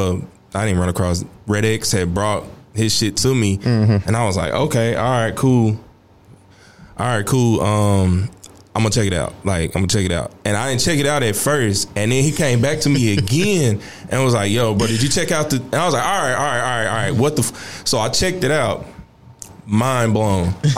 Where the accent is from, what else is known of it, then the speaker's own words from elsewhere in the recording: Fort Worth, Texas, United States; I'm from the Fort Worth.